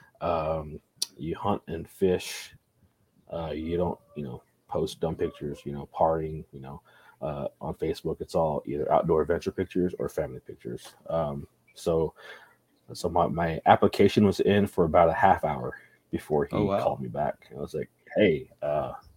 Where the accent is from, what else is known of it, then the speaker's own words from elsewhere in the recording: Texas, United States; I grew up in Texas